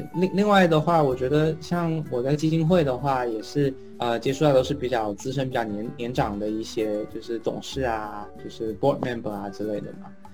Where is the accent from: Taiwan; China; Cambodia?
China; moved away as an adult; also born or lived in Pittsburgh, United States; now in United States; 反正没有人觉得我是中国人